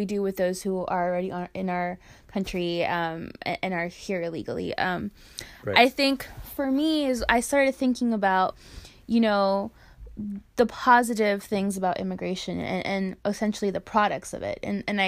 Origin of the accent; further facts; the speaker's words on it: Hialeah, Florida, United States; I am originally from Miami, Florida.